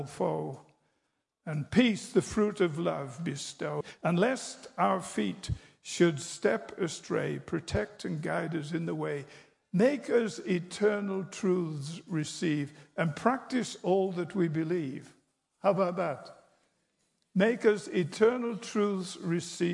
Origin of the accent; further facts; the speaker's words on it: England, United Kingdom; I'm English